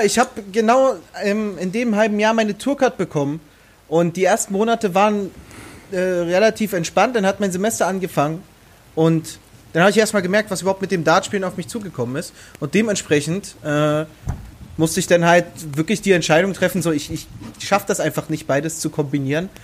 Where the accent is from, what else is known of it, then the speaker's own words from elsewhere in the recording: Strausberg, Brandenburg, Germany; Ich jetzt in Strausberg auch. Ich, ich liebe es einfach, äh, in dieser Stadt zu leben.